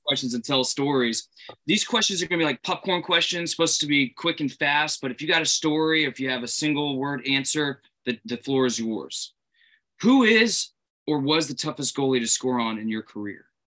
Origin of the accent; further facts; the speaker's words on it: Boston, Massachusetts, United States; we're Bruins fans from Boston area